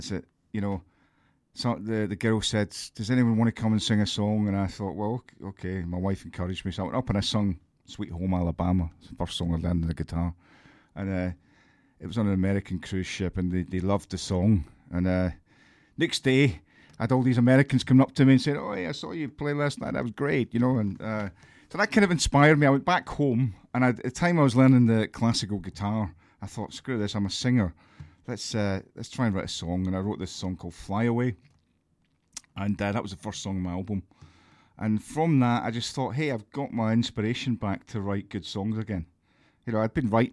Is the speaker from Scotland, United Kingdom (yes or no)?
yes; Bishopbriggs, Scotland, United Kingdom; moved away as an adult; also born or lived in Glasgow / London; now in Kent, United Kingdom; I was born in the city of Glasgow, but I grew up outside in Bishop Briggs